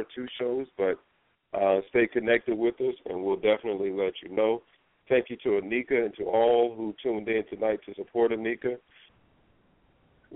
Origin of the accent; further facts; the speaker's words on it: Norfolk, Virginia, United States; That's where I grew up. I grew up in Norfolk, born and raised